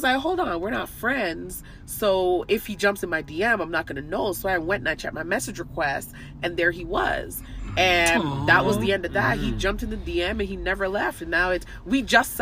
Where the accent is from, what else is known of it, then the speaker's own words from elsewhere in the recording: Toronto, Ontario, Canada; moved away; I'm from Toronto